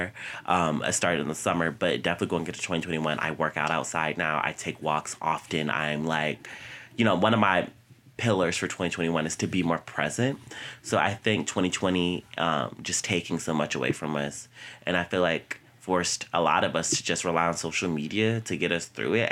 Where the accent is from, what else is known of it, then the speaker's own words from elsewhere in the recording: Virginia, United States; moved away as an adult; now in New York, United States; I came home from New York to Virginia